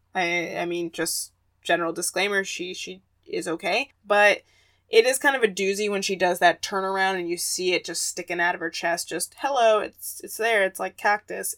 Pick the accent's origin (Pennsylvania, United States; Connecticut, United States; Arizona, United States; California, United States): Arizona, United States; my home state of Arizona